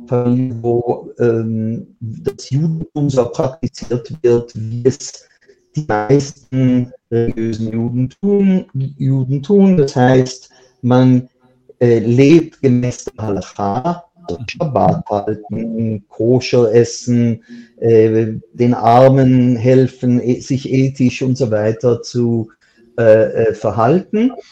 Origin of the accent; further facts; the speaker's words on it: Basel, Basel-Stadt, Switzerland; moved away as an adult; now in Israel; Ich bin in Basel aufgewachsen, bin mit 15 dann schon in eine Yeshiva, in eine Talmud-Hochschule, habe auch Abitur gemacht und bin dann lebe seit ich 18 bin in Israel.